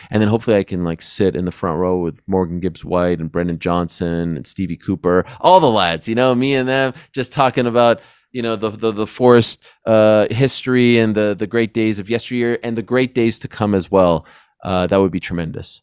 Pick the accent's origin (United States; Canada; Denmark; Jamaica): Canada; Montreal, Quebec; I grew up in Montreal, which was a great, y-, you know, fight town, still is